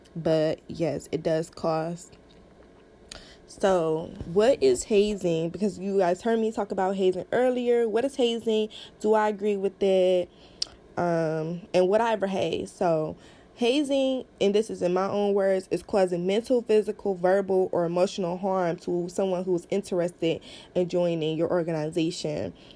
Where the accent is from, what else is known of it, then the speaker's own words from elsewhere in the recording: Cleveland, Ohio, United States; I am from Cleveland, Ohio.